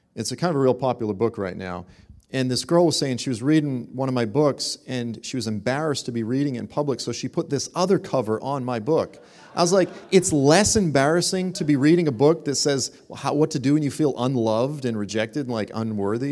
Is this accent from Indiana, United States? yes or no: no; Boston, Massachusetts, United States; moved away; I'm originally from Boston